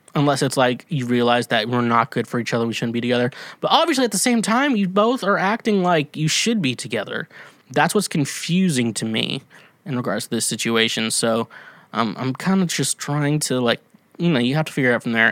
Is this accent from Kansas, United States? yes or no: yes; Kansas, United States; accent: Midwest; I'm from Kansas